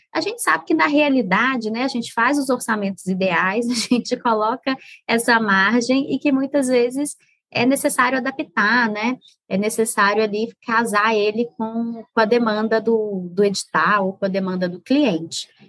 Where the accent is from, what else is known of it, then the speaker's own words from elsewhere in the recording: Minas Gerais, Brazil; moved away; sou mineira. Hoje em dia não moro em Minas. Aliás, tem bastante tempo que eu não moro em Minas, mas o coração é mineiro